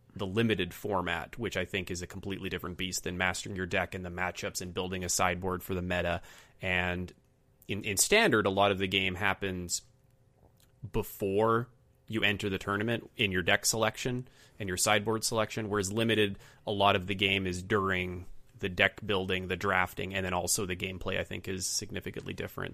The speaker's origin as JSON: {"language": "English", "country": "Canada", "said": "as a Canadian"}